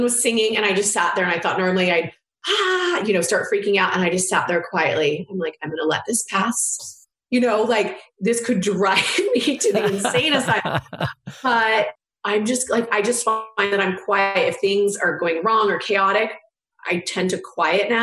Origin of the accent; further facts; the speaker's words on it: California, United States; I'm from California